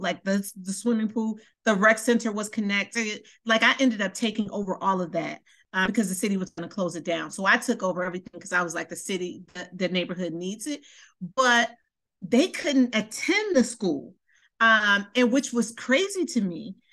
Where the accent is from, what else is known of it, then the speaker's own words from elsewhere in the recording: Milwaukee, Wisconsin, United States; now in Baltimore, United States; I am from Milwaukee. Um, I actually went to um 53rd Street. I went to St. Stephen's